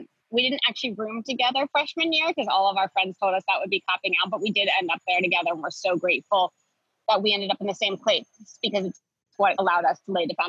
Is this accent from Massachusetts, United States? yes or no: no; Wilmington, Delaware, United States; We grew up in Wilmington, Delaware, which is about 45 minutes outside of Philadelphia. Grew up in like a pretty suburban, almost rural environment.